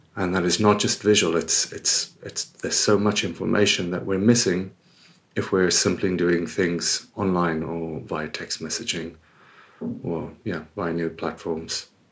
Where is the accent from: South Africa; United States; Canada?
South Africa; moved away as an adult; also born or lived in United Kingdom / Australia; now in Spain; I was born and raised in South Africa. I lived there until my early twenties before I moved away to the U K and eventually Australia, then here.